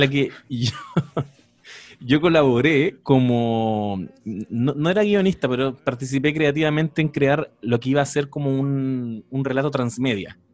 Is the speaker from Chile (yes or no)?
yes; Quilpué, Valparaíso, Chile; yo soy quilpueno, así que casi coterráneo